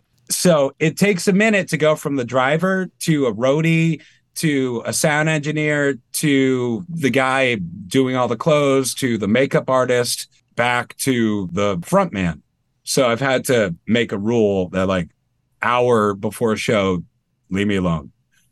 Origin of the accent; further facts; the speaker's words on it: Maine, United States; I mean, I don't really sound like I'm from Maine either. Like I don't think I have much of a Maine accent.